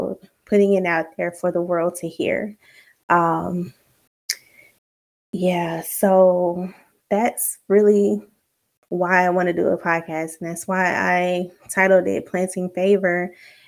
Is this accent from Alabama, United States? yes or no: yes; Alabama, United States; now in Virginia, United States; I'm from the South, Alabama to be exact, but right now I'm currently living in Virginia